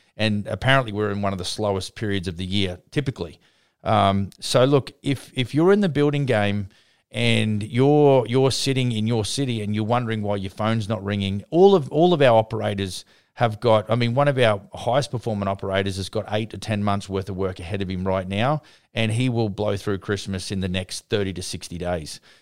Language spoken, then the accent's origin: English; Brisbane, Queensland, Australia; Brisbane, my hometown